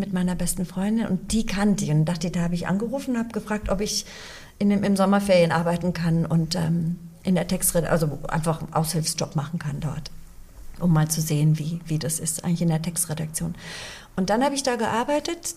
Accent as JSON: {"language": "German", "town": "Munich", "region": "Bavaria", "country": "Germany", "tie": "born or raised there", "also_born_or_lived": "Chicago, United States", "said": "bin da aufgewachsen, bis ich sieben Jahre alt war. Dann sind wir nach Deutschland gezogen. Mein Vater hat die Zelte abgebrochen, wir sind nach München ausgewandert und ich bin dort auch gleich in die zweite Klasse gegangen"}